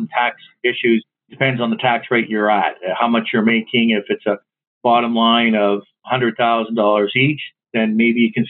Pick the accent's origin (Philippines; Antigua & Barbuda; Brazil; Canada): Canada